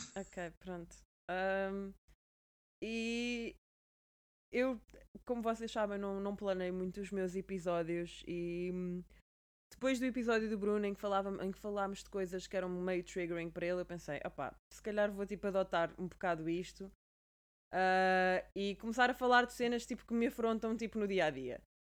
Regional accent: Portugal; now in London, United Kingdom; enquanto Tuga

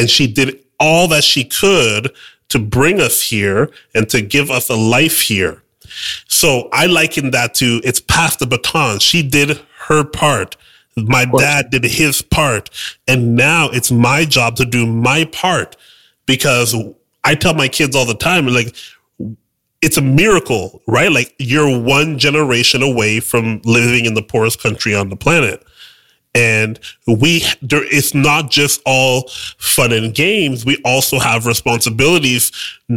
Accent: Canada; I'm Haitian Canadian. I was born here

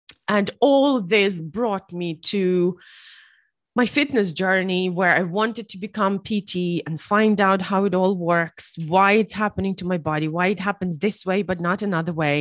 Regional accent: Ukraine; moved away as an adult; now in Ireland; I'm also originally from Ukraine, but I've been living in Ireland for the past 8 years

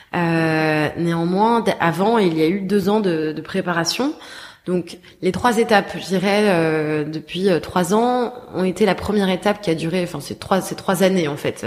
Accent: Paris, Île-de-France, France; moved away; also born or lived in Bordeaux; je suis née j'ai grandi à Paris mais j'ai ensuite vécu 10 ans à Bordeaux

